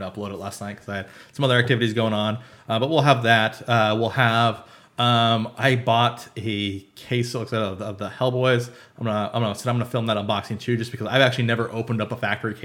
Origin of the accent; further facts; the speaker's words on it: Arizona, United States; we're from Arizona